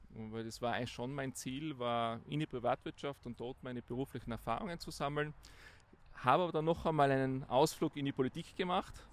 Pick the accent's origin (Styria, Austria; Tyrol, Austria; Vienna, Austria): Tyrol, Austria; Innsbruck; Also aufgewachsen in Innsbruck, dort zur Schule gegangen, Matura in der Handelsakademie Innsbruck, danach Studium.